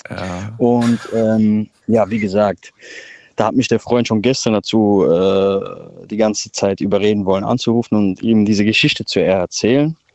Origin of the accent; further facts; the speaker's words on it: Frankfurt, Hesse, Germany; born there; Hi Daniel, ich bin aus Frankfurt, ja, aber ich bin zurzeit gerade in Mainz